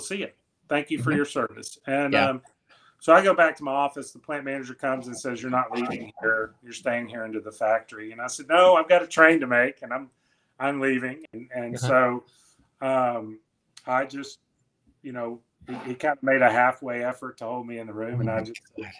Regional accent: the South, United States; I'm from the South

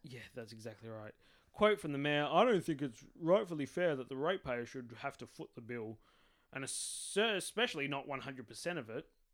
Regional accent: Adelaide, South Australia, Australia; also born or lived in Port Augusta; I was born in Adelaide

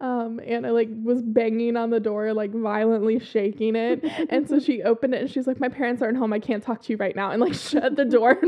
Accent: the South, Southern United States, United States; accent: southern

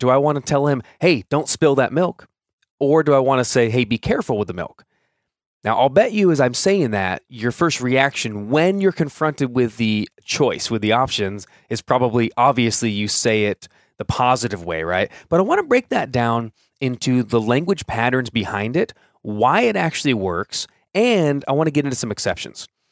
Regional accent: Orange County, California, United States; I grew up in Orange County

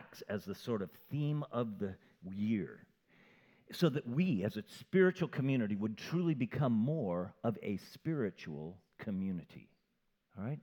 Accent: Camarillo, California, United States; I grew up in Camarillo

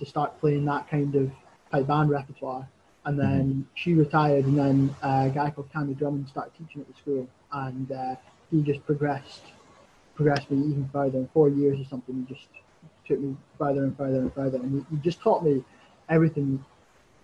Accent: Crieff, Scotland, United Kingdom; I'm from Creef

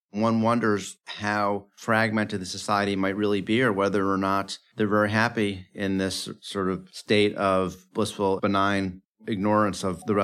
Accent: United States; as an American

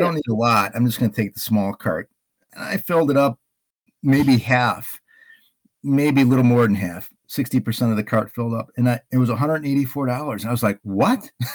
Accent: Illinois, United States; now in Hayward, Wisconsin, United States; I'm from Illinois

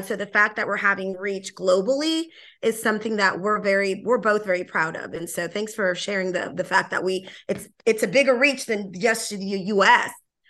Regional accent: Panama; first language Spanish; English is a second language; moved away; also born or lived in New Orleans, Louisiana, United States / Austin, Texas, United States; I'm originally from Panama, moved to New Orleans, but lived in Austin for about 11 years, had to move, and I moved back.

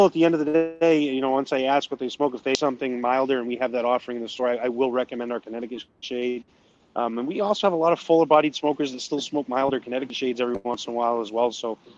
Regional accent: New Brunswick, Canada; accent: New Brunswick; Like, I sound like I'm from New Brunswick, most if you listen. I probably sound New England to you guys because you got stronger yep. Canadian accents than I got.

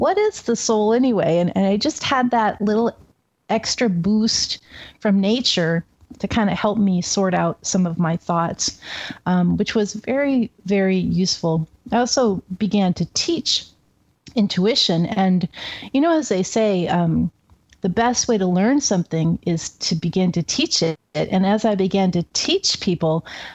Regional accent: Seattle, Washington, United States; moved away as an adult; now in Oregon, United States; I grew up in Seattle, West Coast.

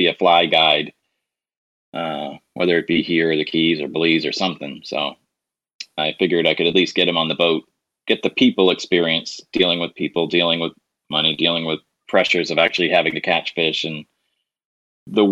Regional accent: Massachusetts, United States; moved away as an adult; now in Mississippi, United States; I grew up in Massachusetts

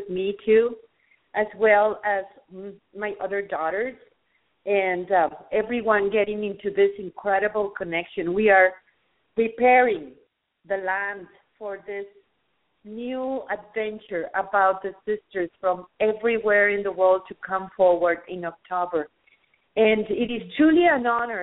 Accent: Mexico; I am from Mexico

